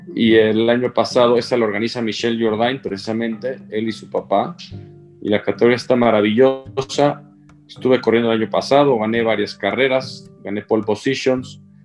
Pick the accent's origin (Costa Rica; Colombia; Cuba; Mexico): Mexico; siempre como mexicano te da gusto que a otro le vaya bien